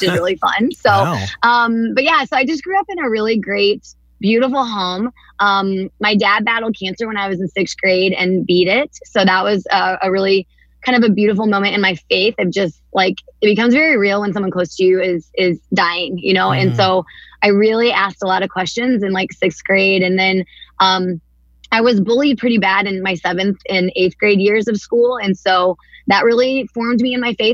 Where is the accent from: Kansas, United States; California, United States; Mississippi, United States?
Kansas, United States; Atchison; I was born and raised here in Kansas. My parents went to Benedictine College and graduated from there and then settled here in Atchison